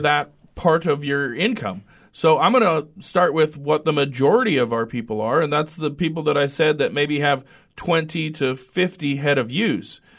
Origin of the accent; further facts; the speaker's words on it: Redfield, South Dakota, United States; moved away as an adult; also born or lived in Fort Collins, Colorado; now in North Dakota, United States; I grew up in South Dakota, uh, graduated from the Northeast part